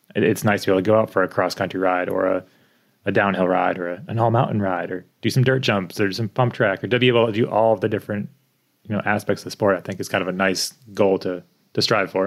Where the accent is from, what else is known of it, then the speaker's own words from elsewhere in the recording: East Coast, United States; now in Bellingham, United States; I grew up in the East Coast